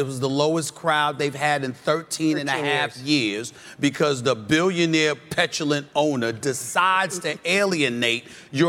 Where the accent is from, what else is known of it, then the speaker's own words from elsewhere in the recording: New York, United States; But I'm a New Yorker